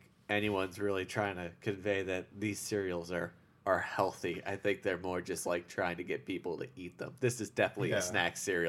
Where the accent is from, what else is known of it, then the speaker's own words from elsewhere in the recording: Long Island, New York, United States; Long Island.